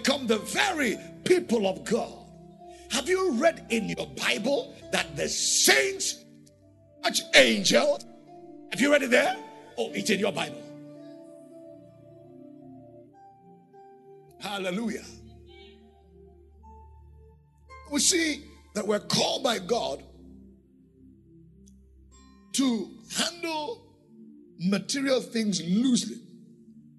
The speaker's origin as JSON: {"language": "English", "country": "Nigeria", "said": "I'm not just a citizen of Nigeria"}